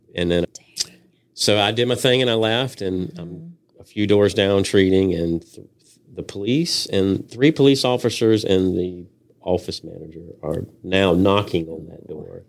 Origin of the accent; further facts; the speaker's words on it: Henderson, North Carolina, United States; also born or lived in Virginia Beach, Virginia; now in Wilmington, United States; I am from Henderson, North Carolina. That's where I grew up